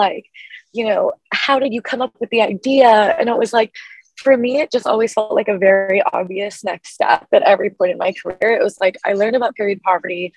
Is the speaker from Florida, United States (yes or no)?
no; Portland, Oregon, United States; growing up in Portland, Oregon